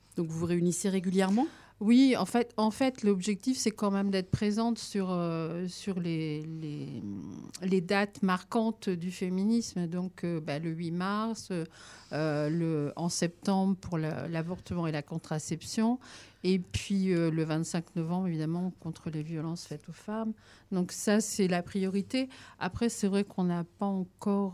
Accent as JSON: {"language": "French", "country": "France", "said": "chez nous en France"}